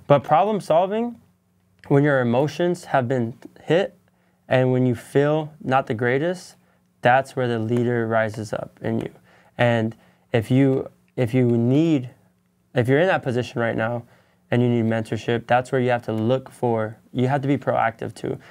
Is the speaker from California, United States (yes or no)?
yes; San Bernardino County, California, United States; moved away as an adult; now in Los Angeles County, United States; I come from San Bernardino County